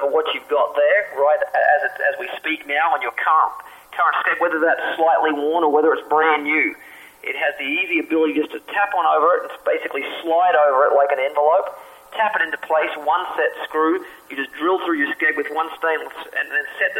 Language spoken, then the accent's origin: English; Australia; moved away; I grew up in Australia